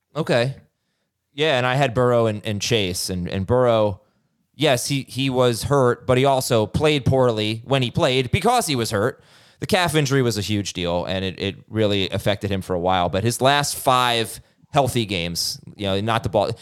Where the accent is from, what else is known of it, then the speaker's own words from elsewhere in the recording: Florida, United States; I was growing up in Florida